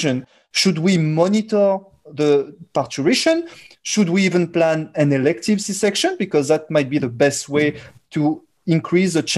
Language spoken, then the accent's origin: English; France; accent: French; English is a second language; my French accent and the fact that I come from Europe